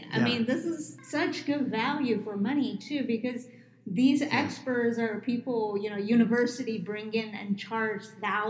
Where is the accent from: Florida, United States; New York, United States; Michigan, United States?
New York, United States; now in Phoenix, United States; I'm from New York